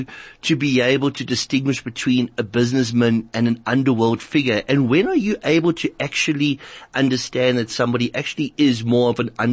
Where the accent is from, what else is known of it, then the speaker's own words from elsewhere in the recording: Durban, KwaZulu-Natal, South Africa; now in Johannesburg, South Africa; I grew up originally in Durban. I came to Joburg in 87